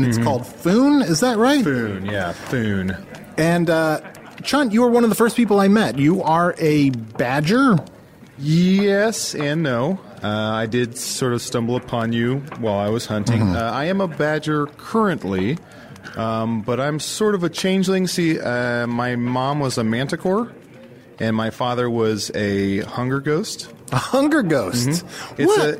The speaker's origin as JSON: {"language": "English", "town": "Chicago", "region": "Illinois", "country": "United States", "said": "I'm from Chicago, and I guess it's worth mentioning that Chicago is on the planet Earth."}